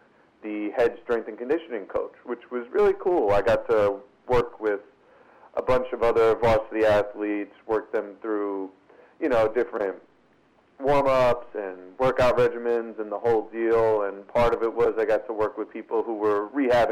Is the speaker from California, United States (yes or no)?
no; New York City, New York, United States; I'm from Brooklyn, New York. And both of my parents were kind of born and raised here